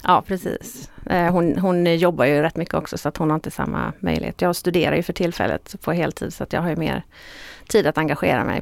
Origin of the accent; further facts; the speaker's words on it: Stenungsund, Västra Götaland, Sweden; also born or lived in Uppsala / Falun / Kalmar / Hjällbo; jag är född och uppvuxen i Stenungsund